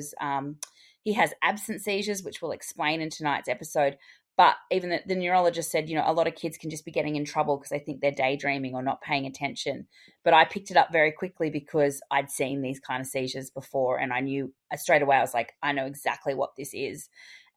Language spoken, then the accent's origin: English; Australia; I'm your Australian hygiene host